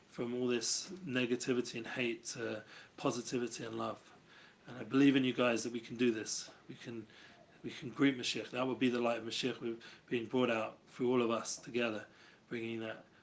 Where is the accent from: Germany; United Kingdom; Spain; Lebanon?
Germany; English is a second language; I'm from Germany, yes, just came in just in time before we rounded off the class